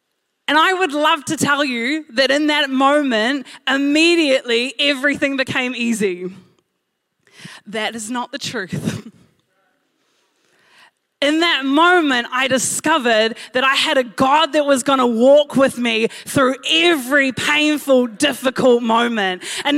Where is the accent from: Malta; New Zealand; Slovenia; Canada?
New Zealand; Blockhouse Bay, Auckland; born there; I told them all I was born in Blockhouse Bay. And I realized as I said that, that I actually didn't know if that was true.